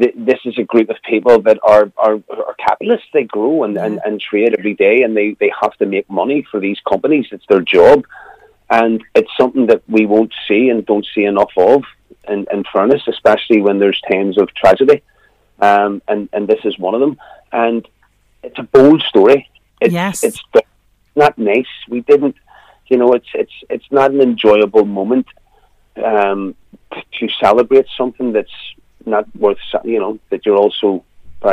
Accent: Belfast, Northern Ireland, United Kingdom; accent: Belfast

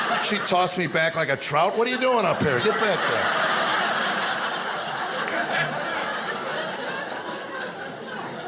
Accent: United States; also born or lived in Arizona; growing up in America

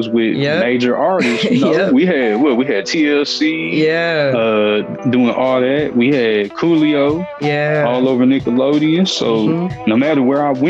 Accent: Milwaukee, Wisconsin, United States; now in Houston, United States; I am from Milwaukee, Wisconsin, but I live in Houston.

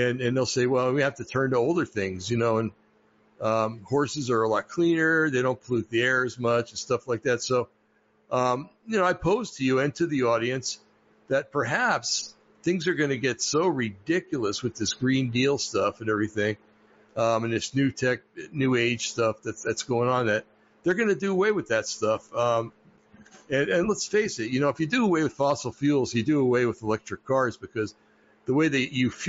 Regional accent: United States; I was proud, and I still am proud about being an American

